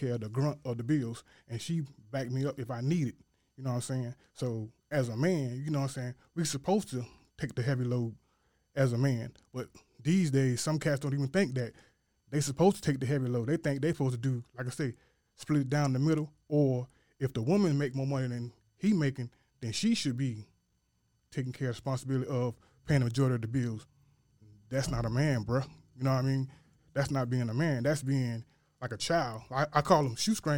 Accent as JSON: {"language": "English", "town": "Hopkins", "region": "South Carolina", "country": "United States", "tie": "born or raised there", "said": "I'm from Hopkins, South Carolina, born and raised, country to the bone gristle."}